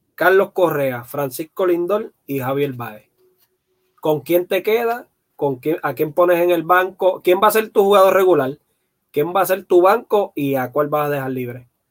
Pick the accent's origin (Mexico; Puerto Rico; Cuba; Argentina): Puerto Rico; Guaynabo; yo soy de, natural de Guaynabo